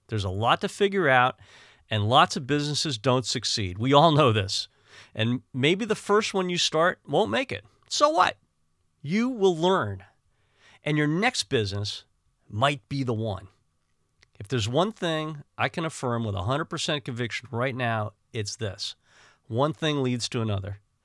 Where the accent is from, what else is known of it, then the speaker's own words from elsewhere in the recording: Northeast, United States; growing up in the Northeast was kind of a combative and harsh environment